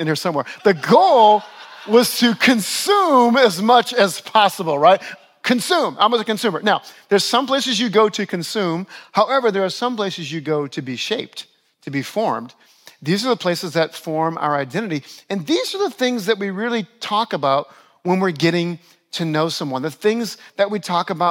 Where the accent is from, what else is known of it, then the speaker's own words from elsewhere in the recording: New Orleans, Louisiana, United States; moved away as an adult; also born or lived in Buffalo, New York; now in Westchester, United States; My oldest son was born in my hometown of New Orleans